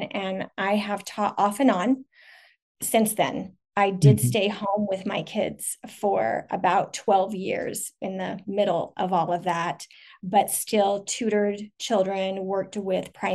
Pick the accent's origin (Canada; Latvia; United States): United States; a northern suburb of Salt Lake City, Utah; also born or lived in Portland; I live in a northern suburb of Salt Lake City, Utah. Basically raised here, not born here